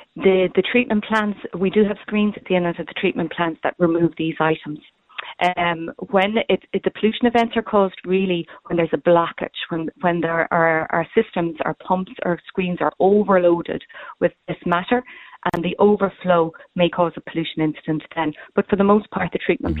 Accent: Cork, Munster, Ireland; I'm from Cork myself

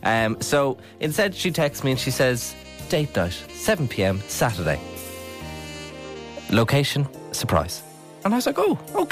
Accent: Mornington, County Meath, Ireland; I'm from Mornington.

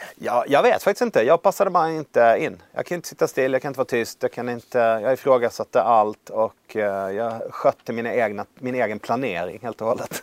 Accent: Värmland, Sweden; jag vill bli chef över kost och städenheten i min hemkommun. Det här var i Värmland

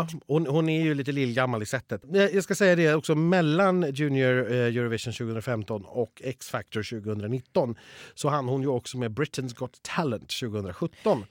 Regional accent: Borås, Västra Götaland, Sweden; jag kommer från Borås

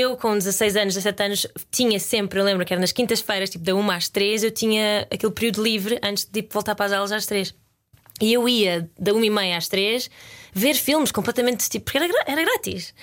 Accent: Lisbon, Portugal; born or raised there; moved away as an adult; also born or lived in Guimarães, Portugal / Porto Alegre, Brazil; now in United Kingdom

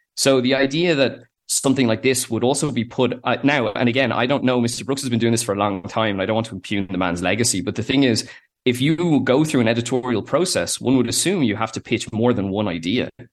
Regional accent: Ireland; they are Irish the way we are

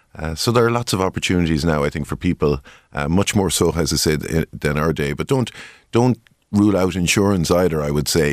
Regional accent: Tipperary, Munster, Ireland; I grew up in Tipperary.

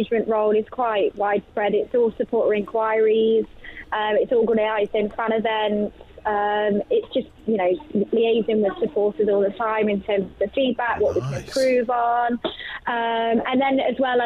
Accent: Nottingham, East Midlands, United Kingdom; I was born and bred in Nottingham

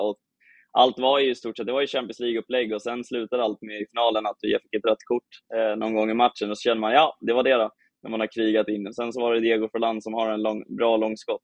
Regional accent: Åkersberga, Stockholm County, Sweden; now in Malmö, Sweden; jag är uppväxt i Åkersberga

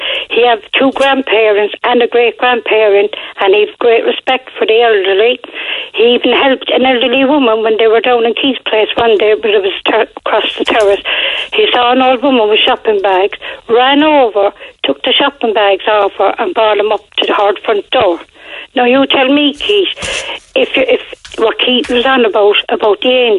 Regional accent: Cork, Munster, Ireland; also born or lived in Fairfield, Cork; I was born and reared in Churchfield

